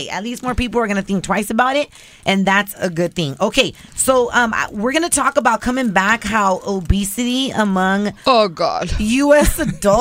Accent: Riverside, California, United States; my brother used to do rooster fights growing up in Riverside

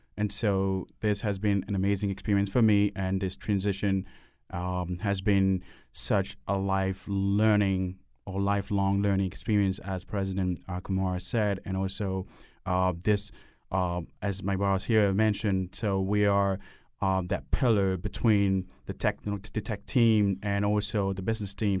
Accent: Cameroon; now in Hartford, United States; I grew up in, um, Cameroon

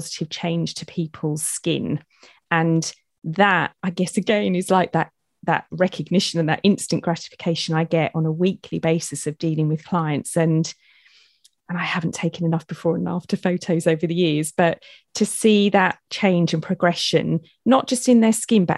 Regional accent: United Kingdom; I'm being very British

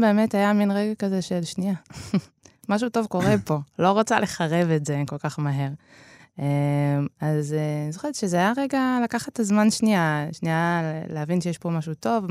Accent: Netanya, Central District, Israel; ההורים פתחו ביחד בית ספר, אה, שנקרא אבוסטן, אה, שהוא בנתניה

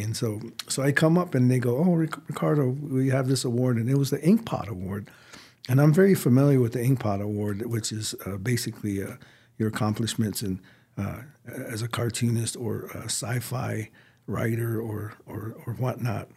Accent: United States; I'm Native American.

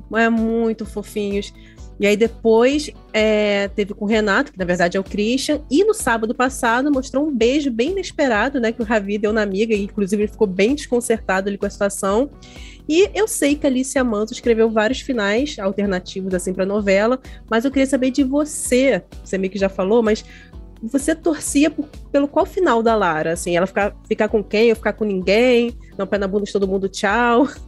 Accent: Rio de Janeiro, Brazil; accent: carioca; a gente tinha que treinar não ter o sotaque, no meu caso, de carioca

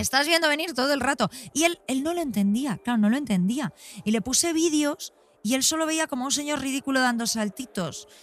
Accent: Spain; first language Spanish; also born or lived in London; haber nacido y crecido en este país y no en otro.

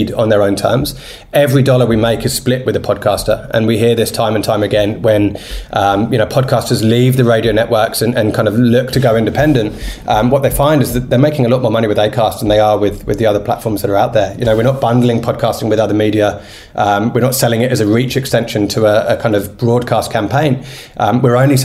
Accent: United Kingdom; now in Australia; I'm British

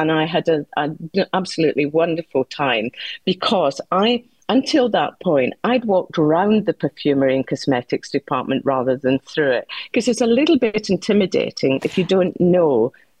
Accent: South West Scotland, United Kingdom; I come from Southwest to Scotland.

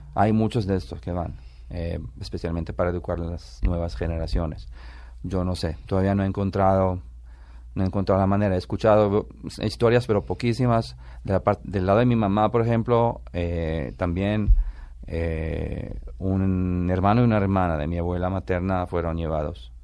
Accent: Israel; born or raised there; accent: Italian; moved away as an adult; also born or lived in Italy; now in Colombia

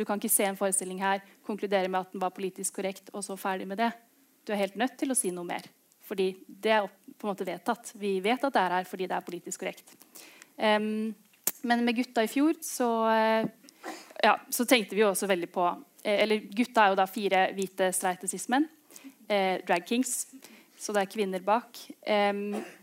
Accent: Oslo, Norway; Begge foreldrene mine er derfra, men jeg har vokst opp i, i Oslo.

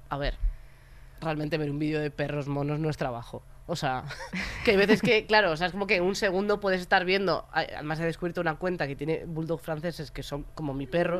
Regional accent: Galicia, Spain; soy gallega

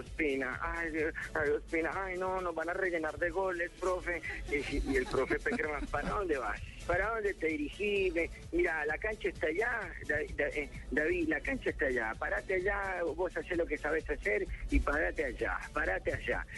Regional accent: Bogotá, Colombia; así somos los bogotanos

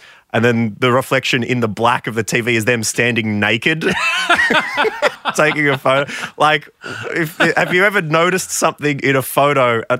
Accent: Warrnambool, Victoria, Australia; moved away; Warrnambool, Matt, my hometown, the birthplace on my passport.

